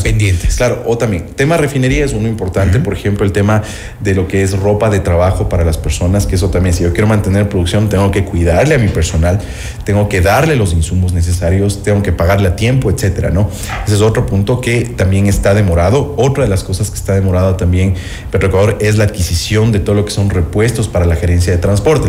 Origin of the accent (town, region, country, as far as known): Ecuador